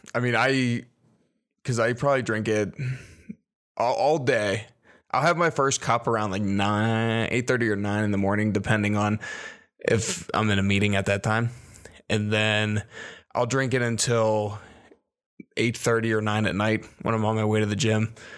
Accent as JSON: {"language": "English", "region": "Virginia", "country": "United States", "tie": "born or raised there", "said": "I was born in Virginia."}